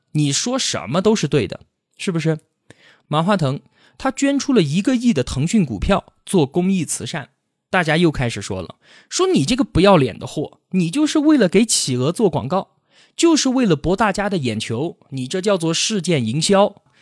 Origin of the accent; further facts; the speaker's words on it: China; 我们社会主义国家的中国人